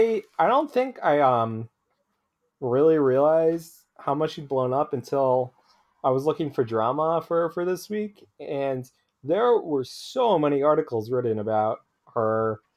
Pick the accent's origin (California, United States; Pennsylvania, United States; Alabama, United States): Pennsylvania, United States; Philadelphia; And so I grew up around Philadelphia, and so I went to Sixers games.